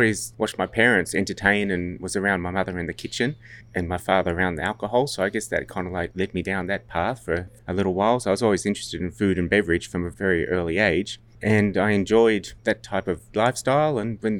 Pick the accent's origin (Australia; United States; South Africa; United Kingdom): Australia; Sydney, New South Wales; also born or lived in New Zealand; I was born in the North Shore of Sydney and actually went to school there. And school was the beautiful Barker College up in Hornsby.